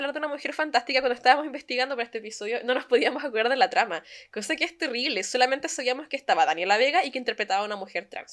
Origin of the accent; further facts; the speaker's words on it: Chile; moved away as an adult; now in Germany; como chilenos